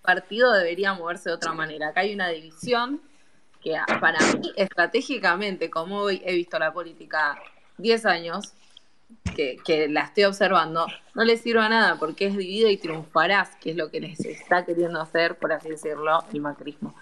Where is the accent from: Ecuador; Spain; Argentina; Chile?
Argentina; Mendoza; yo soy mendocina y yo vi transformar una provincia de 10 años de peronismo